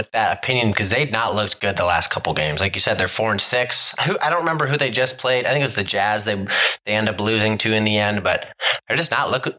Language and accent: English; Ohio, United States; now in Southern California, United States; We're all from Ohio. I currently live out in Southern California as well.